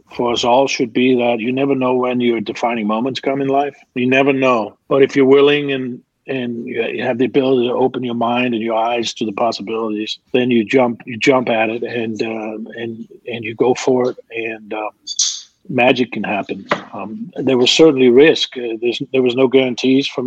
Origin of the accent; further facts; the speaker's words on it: Denmark; also born or lived in New Orleans; now in Atlanta, United States; I'm from Denmark.